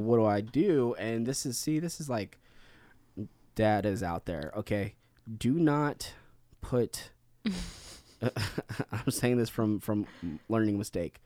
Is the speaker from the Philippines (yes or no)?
yes; Philippines; being Filipino